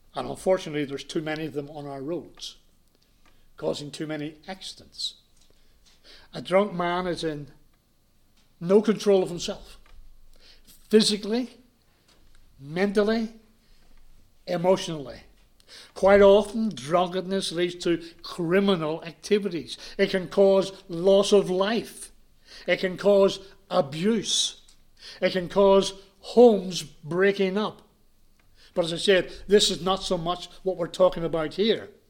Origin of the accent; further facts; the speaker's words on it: Belfast, Northern Ireland, United Kingdom; moved away; I was brought up in Ireland. I was brought up in Belfast.